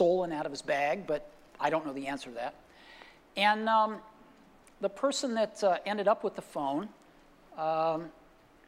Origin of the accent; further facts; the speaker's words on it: Palo Alto, California, United States; my hometown of Palo Alto